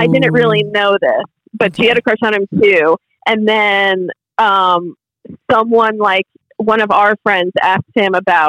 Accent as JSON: {"language": "English", "region": "Massachusetts", "country": "United States", "tie": "born or raised there", "said": "because I grew up in Massachusetts"}